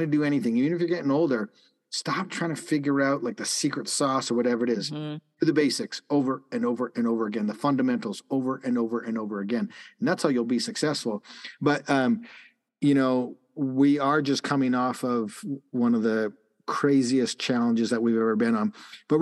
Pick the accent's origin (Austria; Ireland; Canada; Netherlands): Canada; Calgary, Alberta; moved away; The high school that I went to in Canada, I grew up in Calgary